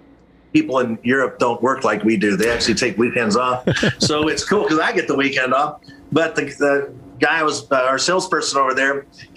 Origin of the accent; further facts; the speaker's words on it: Kentucky, United States; I'm from Kentucky.